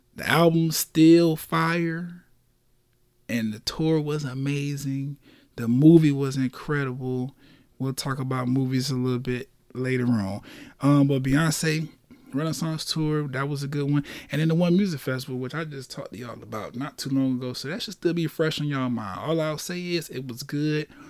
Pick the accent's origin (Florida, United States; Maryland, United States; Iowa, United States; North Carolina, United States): Florida, United States; Orlando; I'm from Orlando, Florida, born and raised here